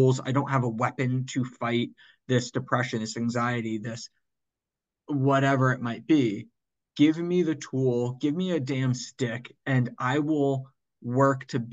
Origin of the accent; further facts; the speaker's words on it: Northern New Jersey, United States; I grew up in Northern New Jersey